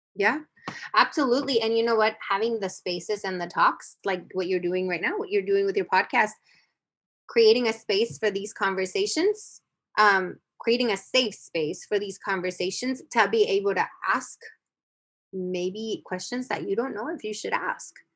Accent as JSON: {"language": "English", "country": "United States", "tie": "born or raised there", "said": "I grew up in the United States, but I grew up in the border, but I grew up going to Mexico"}